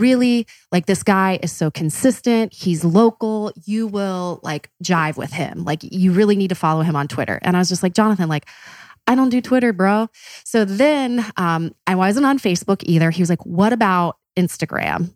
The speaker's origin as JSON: {"language": "English", "town": "Columbus", "region": "Ohio", "country": "United States", "said": "we're from Columbus"}